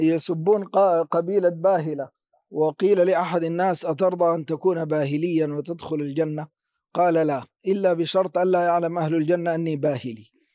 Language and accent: Arabic; Sudan; عندنا في السودان